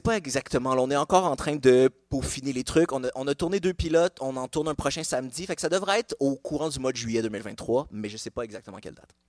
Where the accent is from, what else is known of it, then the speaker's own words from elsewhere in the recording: Montreal, Quebec, Canada; also born or lived in Laval; je suis né dans un hôpital à Laval, mais j'ai grandi à Montréal